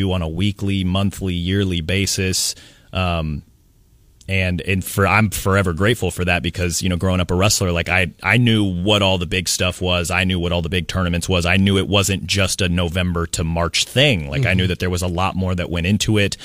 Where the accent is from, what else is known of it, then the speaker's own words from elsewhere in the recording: Kansas City, Missouri, United States; now in Alabama, United States; I grew up in Kansas City. I grew up reading the Kansas City Star.